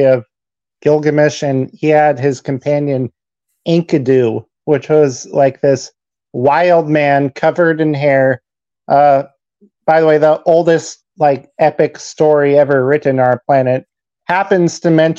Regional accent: Ashland, Oregon, United States; I was in the sixth grade. So I was probably like 11, 12 years old. And at the time, my family lived in Ashland, Oregon

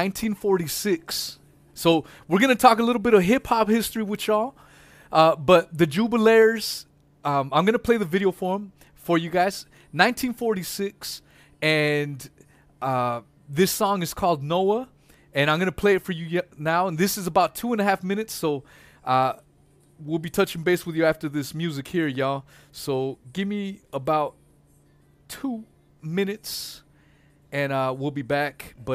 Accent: Los Angeles, California, United States; moved away; West Coast, because I'm from L.A.

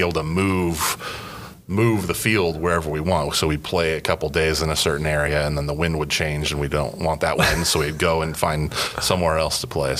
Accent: La Mirada, California, United States; also born or lived in Downey, California / Norwalk, California; I was born in Downey, but they lived in Norwalk, and then we moved to La Mirada, and I pretty much stayed there until I was 23, 24

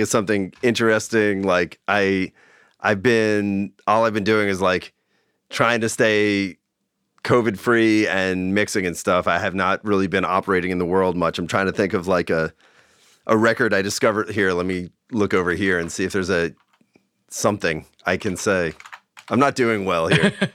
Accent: Long Island, New York, United States; now in Bay Area, United States; I grew up in New York

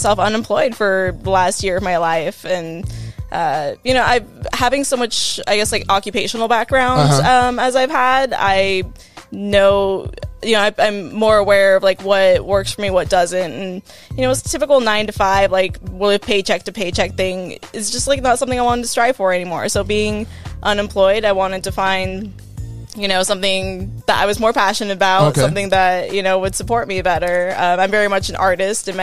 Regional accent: Southern California, United States; also born or lived in Illinois / Washington State; I grew up in Southern California, joined the Air Force so I could travel and see the world

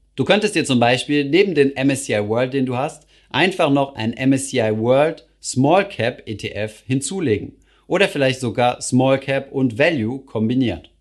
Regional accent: Germany; bei uns in Deutschland

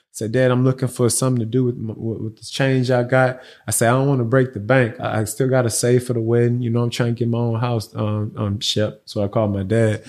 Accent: Houston, Texas, United States; I'm a Houstonian, man. I was lived, lived and born and raised out here

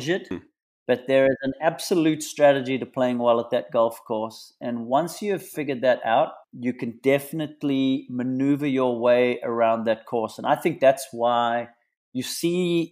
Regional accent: Western Cape, South Africa; moved away as an adult; now in United States; Growing up in the Cape, I was born and bred playing in that Southeaster

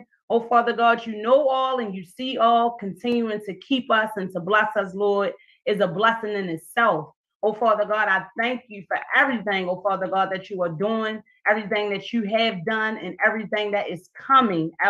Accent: Baltimore, Maryland, United States; Baltimore City because it's my hometown, born and raised, and I'm still here

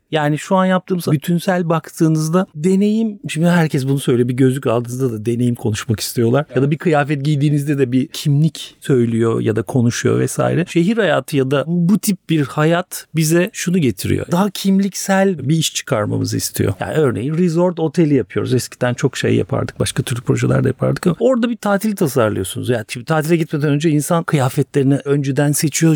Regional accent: Istanbul, Turkey; ben buralarda büyüdüm. Hep buralarda okudum. İlkokul, ortaokul, Beyoğlu

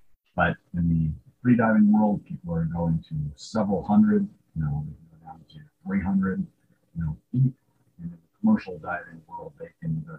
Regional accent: Southern California, United States; I grew up in Southern California

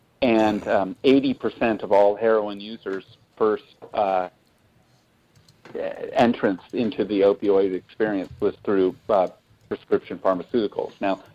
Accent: West Des Moines, Iowa, United States; I grew up in West Des Moines, and of course, if you're from West Des Moines, you either...

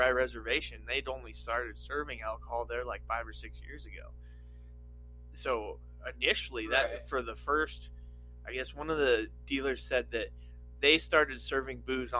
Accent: Nevada, United States; I grew up in Nevada

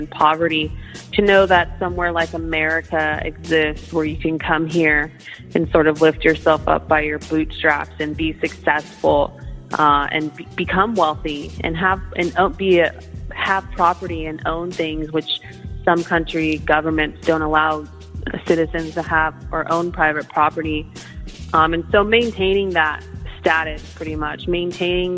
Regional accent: Sacramento, California, United States; I'm born and raised in Sacramento

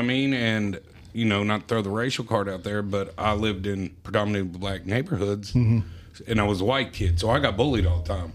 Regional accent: Marion, Indiana, United States; also born or lived in Connersville, Indiana; I was born in uh, Marion, Indiana

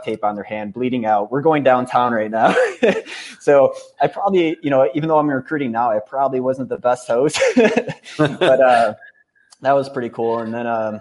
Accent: Cleveland, Ohio, United States; moved away as an adult; also born or lived in Iowa; now in Austin, United States; I'm from Cleveland. I went to school in Iowa

